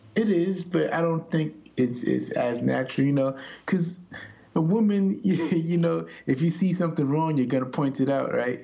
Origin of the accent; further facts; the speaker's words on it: New York, United States; I'm a New Yorker